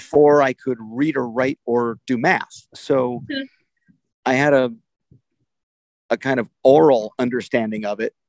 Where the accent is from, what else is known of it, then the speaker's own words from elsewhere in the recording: New Jersey, United States; also born or lived in New York City, New York; I was born in New York City, and my part of our family moved to the suburbs for schooling, basically. You know, so I was a New Jersey kid through high school and at college